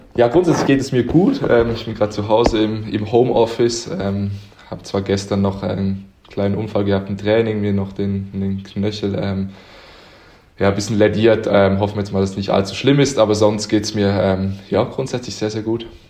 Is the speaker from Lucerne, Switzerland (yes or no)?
no; Uster, Zurich, Switzerland; moved away as an adult; now in Konstanz, Germany; Ich bin in Uster geboren. Das ist in der Nähe von Zürich